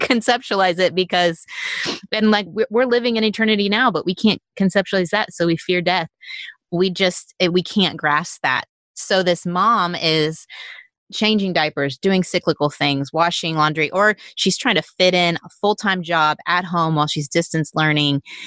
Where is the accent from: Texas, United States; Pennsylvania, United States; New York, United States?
Texas, United States; not us Texans